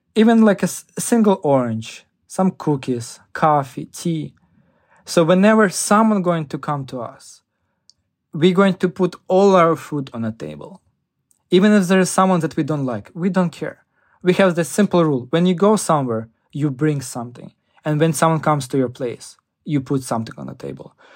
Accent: Ukraine; now in United States; as a, like, a Ukrainian, I really care about people from my hometown

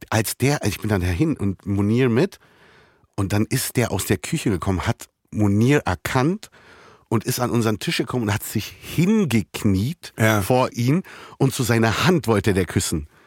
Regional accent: Berlin, Germany; Nein, ich bin Berliner.

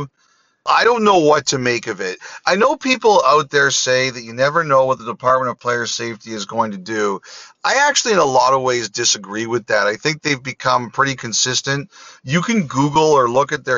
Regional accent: Toronto, Ontario, Canada; I grew up in Toronto. I've lived most of my life here

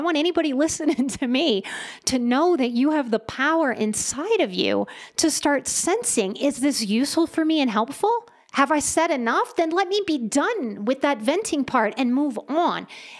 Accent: the South, United States; But I was a pretty good girl growing up in the South too. Good Southern girl.

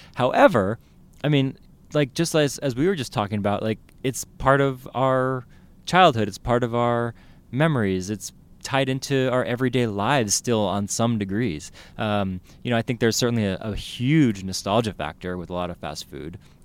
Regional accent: South San Francisco, California, United States; I grew up in the Bay Area, I grew up in South City

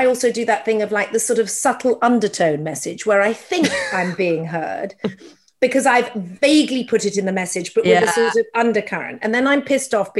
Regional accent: United Kingdom; as a Brit

